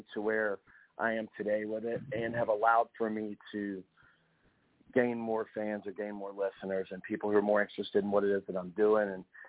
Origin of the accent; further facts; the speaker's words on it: Wilmington, North Carolina, United States; That's right. Wilmington, North Carolina.